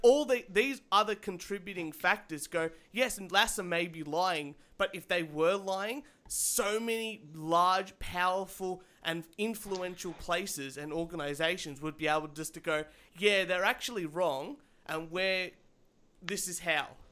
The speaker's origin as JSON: {"language": "English", "country": "Australia", "said": "I'm I'm Australian"}